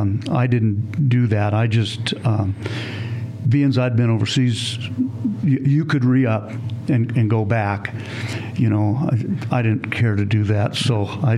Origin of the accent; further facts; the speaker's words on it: Reno, Nevada, United States; I was born in Reno, and grew up in Reno.